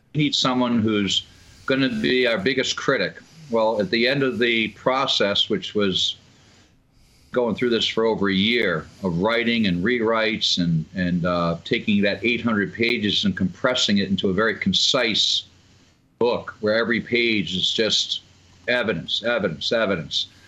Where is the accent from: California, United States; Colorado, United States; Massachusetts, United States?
Massachusetts, United States; moved away; I'm from Massachusetts originally